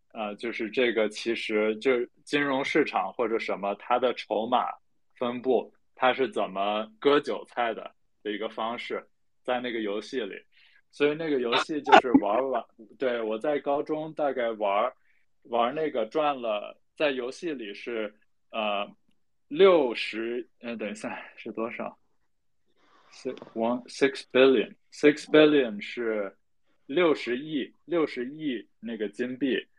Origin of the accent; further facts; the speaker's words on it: China; also born or lived in United Kingdom / Beijing; 我爸是英国人，我妈是中国人，所以我长得就是半华人不华人的样子。呃，然后呢，我是在英国出生，然后一年多回去。呃，但是，呃，大部分时间都是在国内